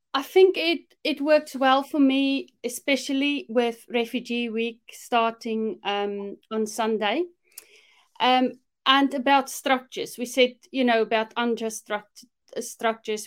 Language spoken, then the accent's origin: English; South Africa; moved away as an adult; now in United Kingdom; growing up in South Africa, one thing for sure, growing up in the apartheid regime